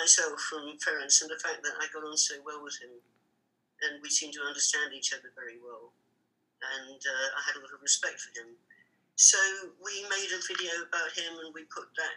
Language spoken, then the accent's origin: English; London, United Kingdom; I grew up in Hampstead